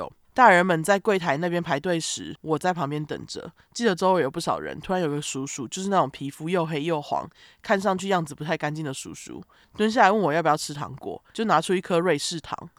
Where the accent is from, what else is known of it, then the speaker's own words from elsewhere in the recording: Hong Kong; 话说我妈是从大陆嫁到香港的，所以我小时候每逢放假，连暑假都会跟妈妈回乡下外婆家住一段时间。